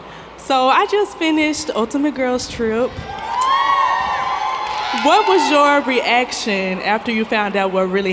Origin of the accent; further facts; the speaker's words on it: Charlotte, North Carolina, United States; I'm from Charlotte, North Carolina.